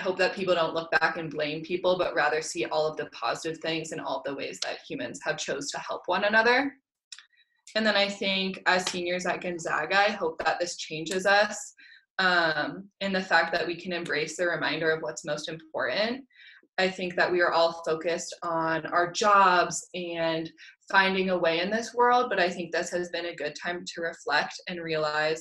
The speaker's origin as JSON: {"language": "English", "town": "Fort Collins", "region": "Colorado", "country": "United States", "said": "I'm from Fort Collins, Colorado"}